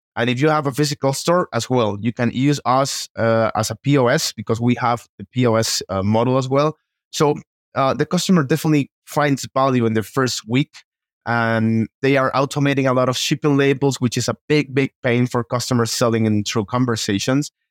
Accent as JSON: {"language": "English", "country": "Costa Rica", "moved": "yes", "lives_now": "Mexico City, Mexico", "said": "I'm from Costa Rica"}